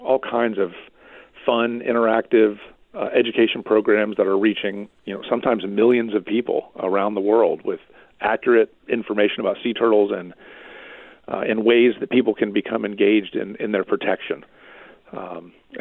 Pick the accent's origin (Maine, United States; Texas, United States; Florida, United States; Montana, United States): Florida, United States; Central; I'm a native Floridian. It's going back a long way, but it's part of the story. I was born here in Florida. I grew up in Central Florida